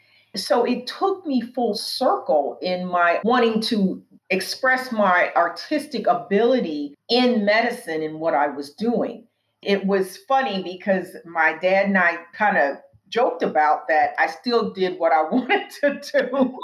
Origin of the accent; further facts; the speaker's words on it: Pacific Northwest, United States; I grew up in the Pacific Northwest. You know, we didn't have a lot of Black people up there when I was growing up.